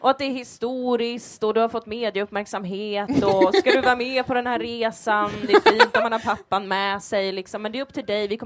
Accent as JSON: {"language": "Swedish", "town": "Gothenburg", "region": "Västra Götaland", "country": "Sweden", "said": "jag är från Göteborg!"}